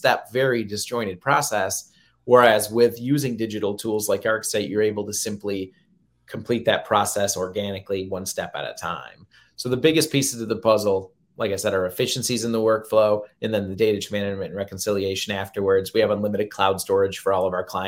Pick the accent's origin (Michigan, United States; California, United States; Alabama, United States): Michigan, United States; I'm from Michigan, so we have a lot of lakes and a lot of area to cover